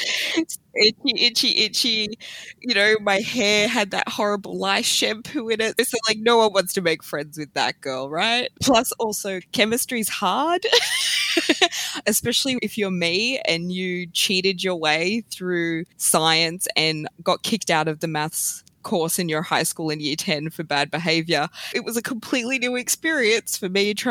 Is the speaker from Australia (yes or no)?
yes; Sydney, New South Wales, Australia; moved away as an adult; also born or lived in Melbourne; I moved from Sydney to Melbourne